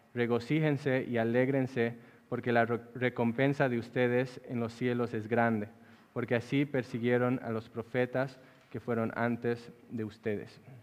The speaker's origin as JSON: {"language": "Spanish", "region": "La Paz", "country": "Bolivia", "tie": "born or raised there", "said": "En la ciudad donde yo nací, que es la ciudad de La Paz, Bolivia"}